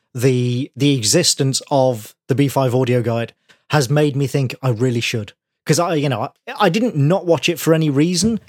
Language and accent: English; United Kingdom; as a Brit